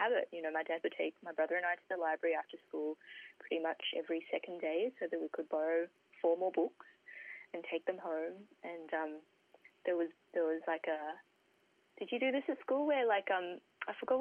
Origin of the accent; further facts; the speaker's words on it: Sydney, New South Wales, Australia; I grew up in the Hills District in Sydney.